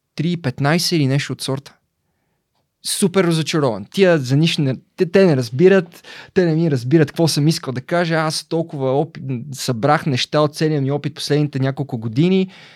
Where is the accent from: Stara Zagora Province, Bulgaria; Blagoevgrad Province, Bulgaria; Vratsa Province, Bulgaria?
Blagoevgrad Province, Bulgaria; Belitsa; also born or lived in Razlog; Роден съм в Разлог през 89-та. Първите 14 години от живота си съм прекарал в Белица